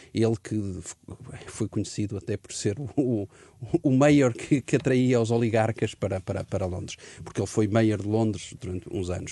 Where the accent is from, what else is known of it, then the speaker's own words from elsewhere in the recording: Portugal; como português